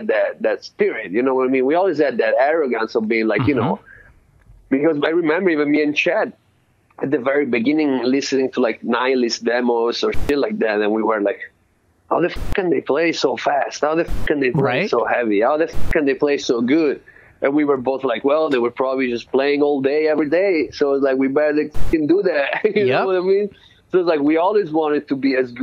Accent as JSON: {"language": "English", "town": "Florence", "region": "Tuscany", "country": "Italy", "tie": "born or raised there", "also_born_or_lived": "London", "moved": "as an adult", "lives_now": "Oakland, United States", "said": "I was born in Florence, Italy"}